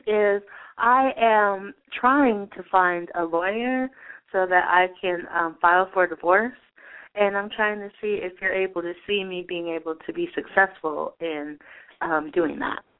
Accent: Denver, Colorado, United States; I was born in Colorado.

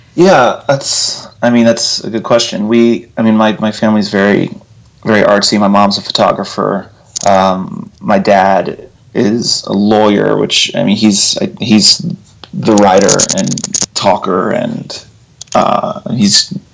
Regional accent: Abilene, Texas, United States; also born or lived in Lubbock, Texas / Austin, Texas; I grew up in Texas. I grew up in Abilene, Texas, okay. and uh, Lubbock, Texas.

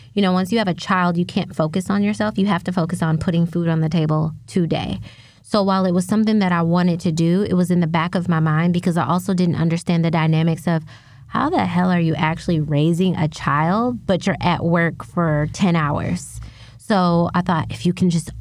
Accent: South Bend, Indiana, United States; I grew up in South Bend, Indiana

